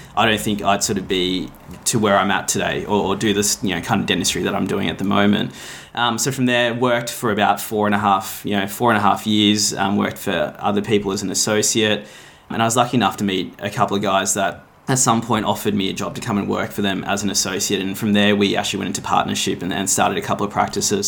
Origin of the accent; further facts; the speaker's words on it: Melbourne, Victoria, Australia; also born or lived in Gold Coast, Queensland; I grew up in Melbourne, did all my education here.